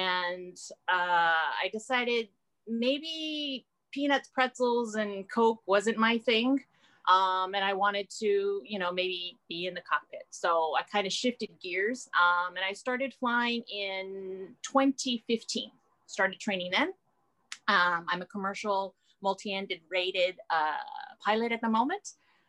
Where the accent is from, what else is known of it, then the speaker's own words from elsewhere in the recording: California, United States; born there; also born or lived in Japan; now in Hawaii, United States; I actually have been all around the world. I was born in California, and then I moved to Japan, and I lived there for 34 years.